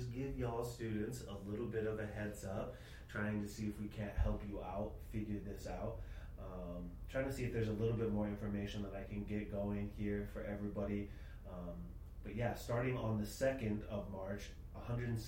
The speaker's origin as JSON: {"language": "English", "region": "Utah", "country": "United States", "moved": "as an adult", "lives_now": "California, United States", "said": "I'm originally from Utah"}